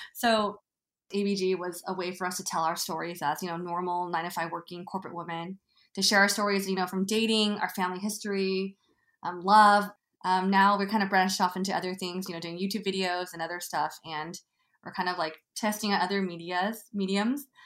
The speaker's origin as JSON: {"language": "English", "region": "Northern California", "country": "United States", "moved": "as an adult", "lives_now": "Los Angeles, United States", "said": "I live in LA now, but I'm from Northern California"}